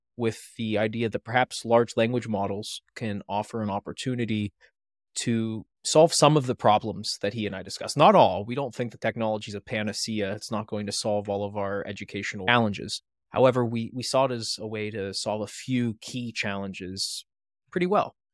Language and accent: English; north of Pittsburgh, Western Pennsylvania, United States; moved away as an adult; now in Maryland, United States; I'm not originally from Maryland. I'm from Western Pennsylvania, north of Pittsburgh. My co-founder, Thomas Hummel, is as well, but he and I never knew each other, even though we grew up about fifteen minutes away